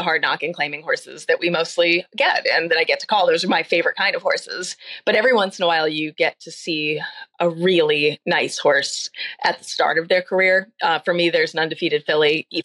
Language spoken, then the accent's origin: English; Lowell, Massachusetts, United States; I grew up in Lowell, kind of a city.